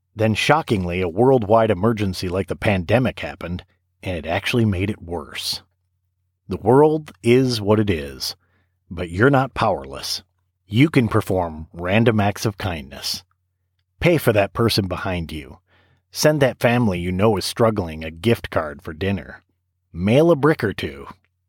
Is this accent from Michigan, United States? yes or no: yes; Saginaw, Michigan, United States; moved away as an adult; now in Tennessee, United States; my hometown of Saginaw, Michigan. I said something on Facebook about how much I wish I had a couple of Saginaw bricks because my wife and I were both born there